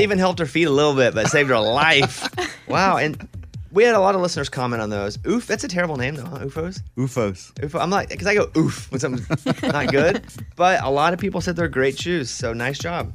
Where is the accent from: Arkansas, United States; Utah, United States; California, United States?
Arkansas, United States; I grew up in Arkansas